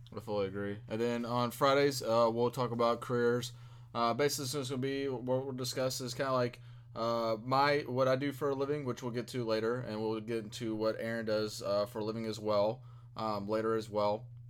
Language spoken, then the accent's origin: English; Louisville, Kentucky, United States; I'm from Louisville, Kentucky. Uh, was born and raised here